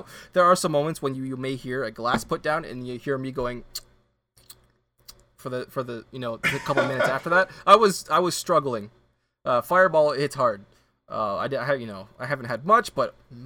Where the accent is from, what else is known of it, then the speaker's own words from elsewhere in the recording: Canada; I'm a Canadian. French is my second language